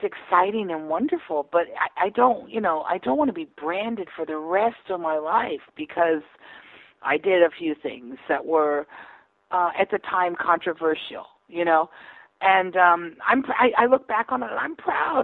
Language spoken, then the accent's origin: English; the South, United States; also born or lived in New York; now in Nashville, United States; I'm from the South.